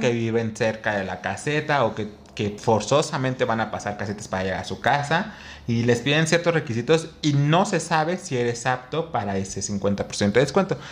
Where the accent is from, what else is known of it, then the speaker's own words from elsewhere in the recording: Mexico; como mexicano